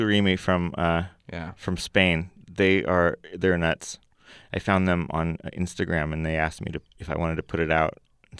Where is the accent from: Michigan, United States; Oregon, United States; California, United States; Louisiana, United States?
California, United States; Oakland; also born or lived in Berkeley; I was born in Berkeley, but I've always lived in Oakland.